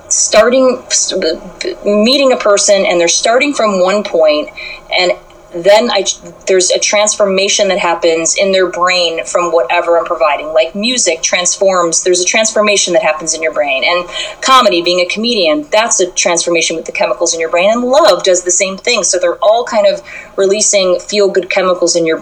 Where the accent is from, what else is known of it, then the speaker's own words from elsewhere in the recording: Chicago, Illinois, United States; I'm from Chicago, and I grew up pretty, I would say, middle class